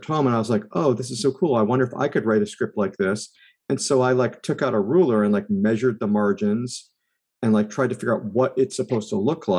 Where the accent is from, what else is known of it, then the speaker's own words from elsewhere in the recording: East Coast, United States; I grew up on the East Coast